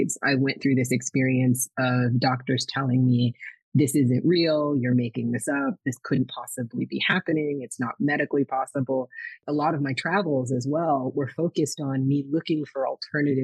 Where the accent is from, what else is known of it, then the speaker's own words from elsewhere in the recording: Minneapolis, Minnesota, United States; I was born in Minnesota, in Minneapolis, Minnesota, where Prince became famous